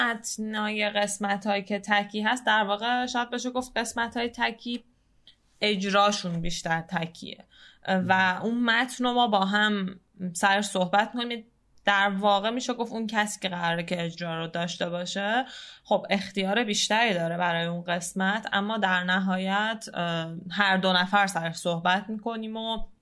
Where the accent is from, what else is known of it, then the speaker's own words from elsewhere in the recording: Tehran, Tehran Province, Iran; شهر خودمون یعنی تهران